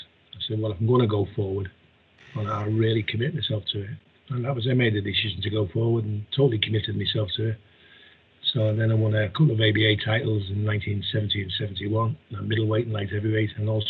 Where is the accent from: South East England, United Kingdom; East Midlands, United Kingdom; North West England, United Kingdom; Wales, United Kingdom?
North West England, United Kingdom; Kirkby; also born or lived in Toxteth, Liverpool; I started boxing when I was 11 years of age in Liverpool, in Kirby, although I was born in Toxteth. In 51, I left in 55 for the new town, Kirby, about 12 miles north of Liverpool.